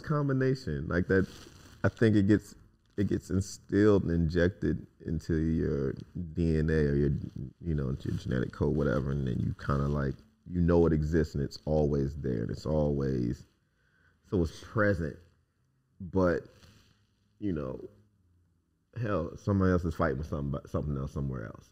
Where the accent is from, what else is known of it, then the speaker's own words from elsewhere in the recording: United States; I'm an American.